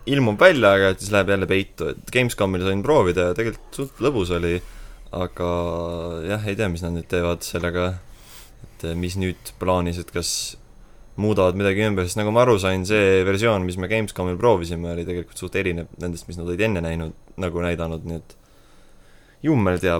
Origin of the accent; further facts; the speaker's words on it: Estonia; me oleme eestlased ikkagi. eestlasteks jääme eestlane olen ja eestlane